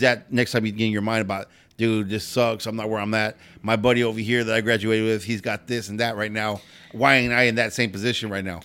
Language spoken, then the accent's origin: English; Pasadena, California, United States; I grew up in Pasadena